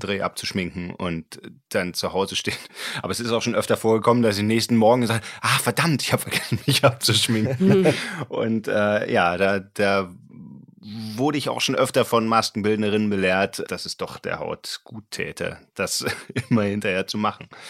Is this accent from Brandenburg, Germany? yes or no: no; Berlin, Germany; Ich komme aus Ostberlin